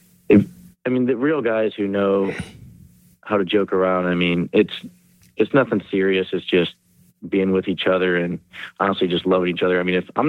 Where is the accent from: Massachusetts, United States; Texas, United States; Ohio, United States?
Ohio, United States; Hudson; my hometown, Hudson, Ohio.